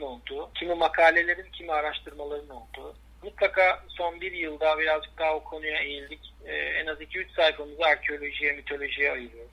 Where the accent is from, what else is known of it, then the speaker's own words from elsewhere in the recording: Istanbul, Turkey; moved away; also born or lived in Bozcaada; ben bin dokuz yüz seksen İstanbul Çengelköy doğumluyum. Boğaz çocuğuyum aslında.